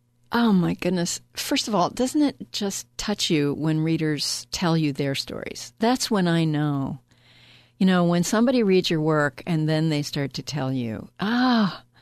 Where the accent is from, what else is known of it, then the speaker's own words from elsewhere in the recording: North Carolina, United States; Nevertheless, it's a lot like the area where I grew up in North Carolina.